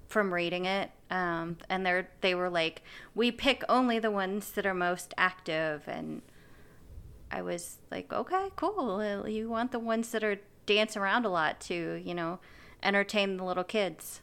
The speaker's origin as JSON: {"language": "English", "country": "United States", "said": "I'm speaking as an American"}